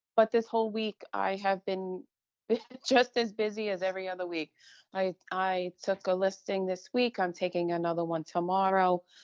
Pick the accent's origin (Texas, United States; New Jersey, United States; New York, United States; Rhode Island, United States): New York, United States; Long Island; I grew up on Long Island, a typical middle class neighborhood